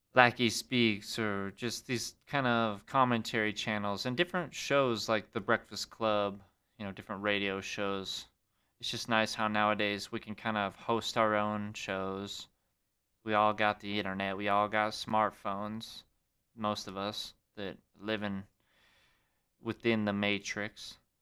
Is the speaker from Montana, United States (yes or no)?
yes; Great Falls, Montana, United States; Filmed it back in my hometown. Had to go back to Great Falls, my own Montana